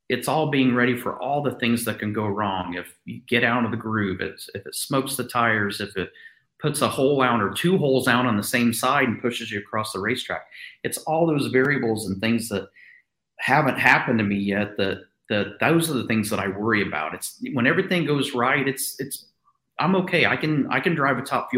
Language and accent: English; Southern Indiana, United States; I grew up in Indiana, in Southern Indiana, and as a Midwest family